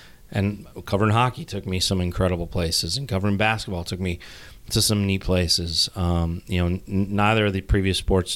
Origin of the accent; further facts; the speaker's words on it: Boulder, Colorado, United States; moved away as an adult; I grew up in the Boulder area